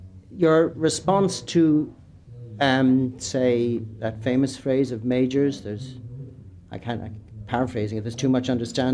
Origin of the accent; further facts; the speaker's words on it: Ireland; I'm an Irish man.